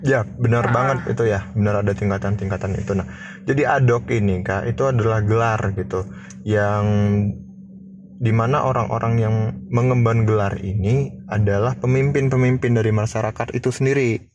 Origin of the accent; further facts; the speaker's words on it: Lampung, Indonesia; gue mahasiswa Lampung dan gue asli Putra Lampung